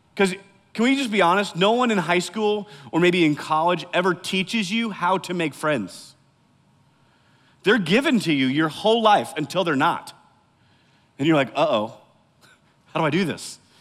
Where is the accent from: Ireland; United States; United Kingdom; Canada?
United States; Iowa; I grew up in Iowa, n, smack dab in the middle of the Midwest